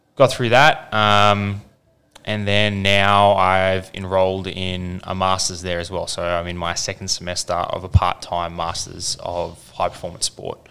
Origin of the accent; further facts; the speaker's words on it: Kellyville, New South Wales, Australia; also born or lived in Windsor, New South Wales / Baulkham Hills; we moved over to Kellyville, where I spent sort of the next 14 years, really, or no, even more, nearly 20 years there